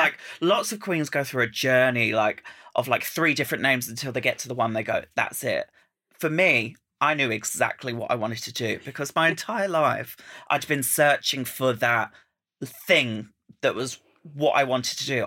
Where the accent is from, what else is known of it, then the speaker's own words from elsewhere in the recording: Essex, East of England, United Kingdom; I'm from Essex